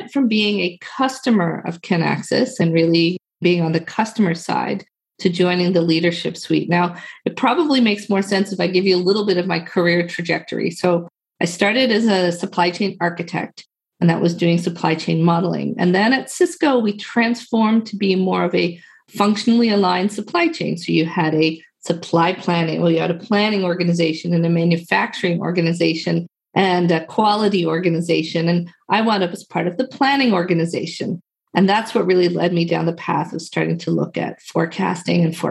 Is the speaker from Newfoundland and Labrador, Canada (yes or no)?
yes; Newfoundland and Labrador, Canada; I am from Newfoundland, Canada.